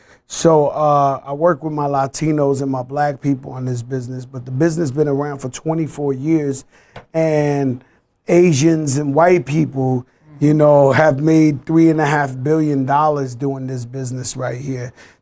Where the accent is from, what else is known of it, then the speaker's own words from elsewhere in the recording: New York City, New York, United States; growing up in the Bronx